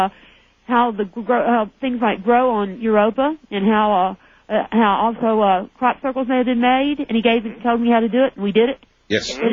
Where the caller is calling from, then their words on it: Cordova, Alaska, United States; Good morning. I'm calling from Alaska.